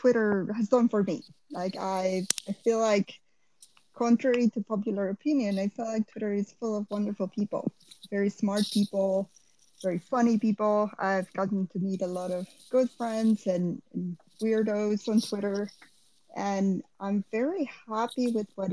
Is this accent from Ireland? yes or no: no; Costa Rica; moved away as an adult; now in San Francisco, United States; I was born and raised in Costa Rica, did a bunch of traveling, and ended up in SF around 2007.